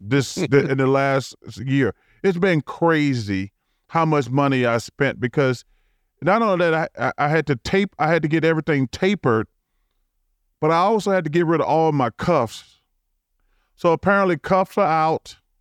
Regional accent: Leeds, Alabama, United States; born or raised there; moved away

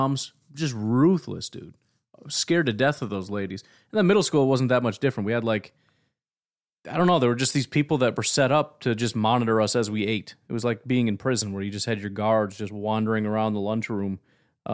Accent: Illinois, United States; now in Wisconsin, United States; I grew up in Illinois

